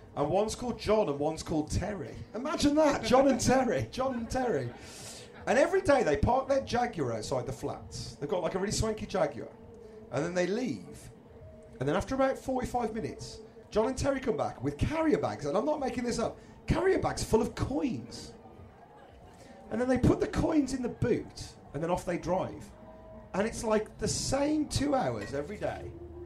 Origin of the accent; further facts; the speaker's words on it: Midlands, United Kingdom; now in London, United Kingdom; I live in London, so it's a very unfriendly, I'm from the Midlands, live in London